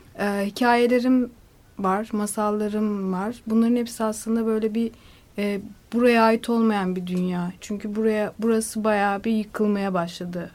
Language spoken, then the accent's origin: Turkish; Black Sea Region, Turkey; moved away; ben e, Karadeniz'de dünyaya geldim ve küçük yani belli bir yaşa kadar orada kaldım.